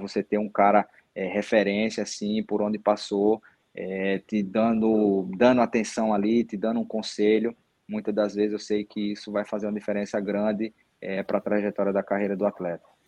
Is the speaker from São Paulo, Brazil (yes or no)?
no; Paraíba, Brazil; sou daqui, sou da Paraíba, vim de família pobre